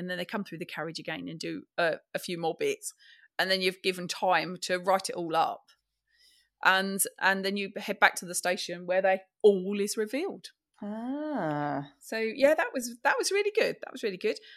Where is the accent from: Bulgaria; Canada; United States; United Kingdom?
United Kingdom; London; maybe it's because I'm a Londoner.